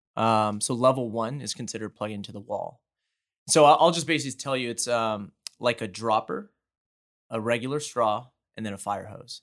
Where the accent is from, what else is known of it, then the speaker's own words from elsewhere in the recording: Houston, Texas, United States; born and raised in Houston